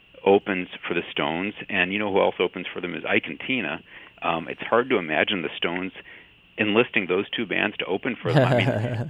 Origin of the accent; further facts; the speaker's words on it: Chicago, Illinois, United States; moved away; It's always an honor to speak in my hometown on any platform.